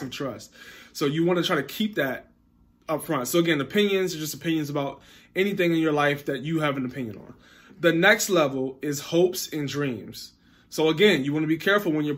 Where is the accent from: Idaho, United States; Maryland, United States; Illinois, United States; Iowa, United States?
Maryland, United States; Baltimore; I grew up in Baltimore.